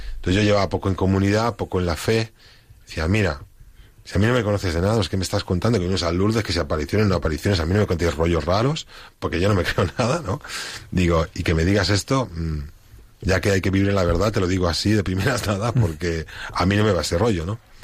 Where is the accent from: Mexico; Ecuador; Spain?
Spain; moved away; soy el único español que hay en comunidad